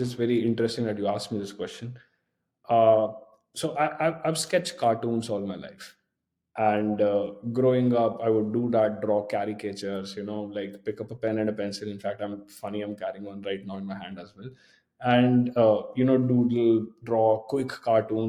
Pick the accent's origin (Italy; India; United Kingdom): India; moved away as an adult; I grew up in a town next to New Delhi